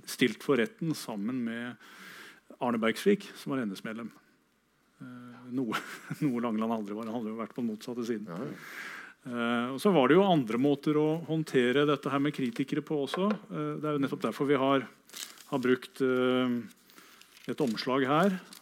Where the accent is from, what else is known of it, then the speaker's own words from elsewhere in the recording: Kragerø, Telemark, Norway; min hjemby, Kragerø